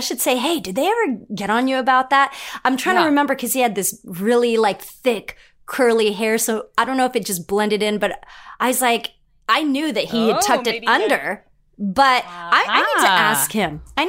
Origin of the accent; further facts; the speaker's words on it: Philippines; well, I'm Filipino and I call it a stereotype or not, but Filipinos love to sing.